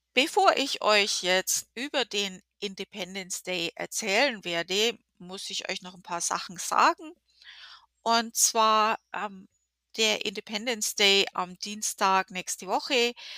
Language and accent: German; Germany; now in United States; wir in Deutschland